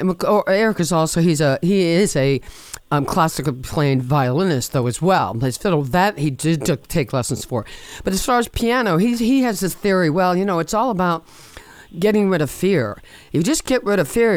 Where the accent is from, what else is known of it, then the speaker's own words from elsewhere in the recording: Washington, District of Columbia, United States; moved away; I'm from Washington, D.C. originally